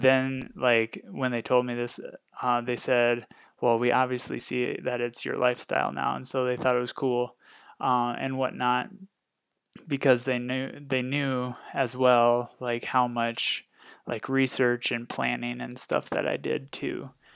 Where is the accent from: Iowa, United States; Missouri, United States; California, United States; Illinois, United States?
Iowa, United States; Northwest; moved away as an adult; now in Fort Collins, United States; I was born and raised in Northwest Iowa, uh, lived there a majority of my life